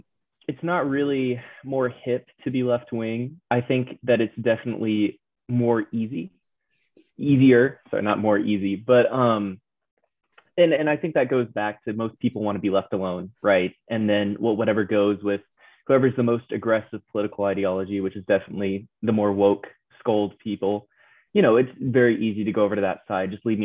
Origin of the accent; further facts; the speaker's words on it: San Antonio, Texas, United States; now in College Station, United States; I am originally from San Antonio, Texas. So I've been a Texan my whole life. Now I reside in College Station because that's where Texas A&M is.